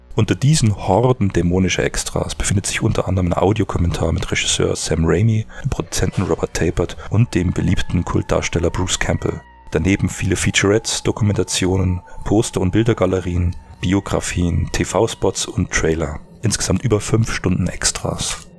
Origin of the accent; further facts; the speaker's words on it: Germany; bei uns in Deutschland